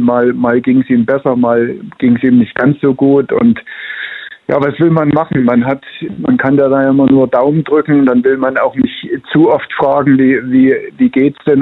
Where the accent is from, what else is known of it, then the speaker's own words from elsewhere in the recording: Leipzig, Saxony, Germany; ich bin in Leipzig groß geworden